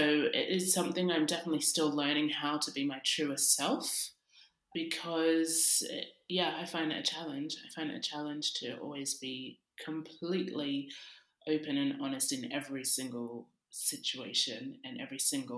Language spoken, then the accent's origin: English; Sydney, New South Wales, Australia; now in London, United Kingdom; I grew up in Sydney, Australia, and now I also live in London.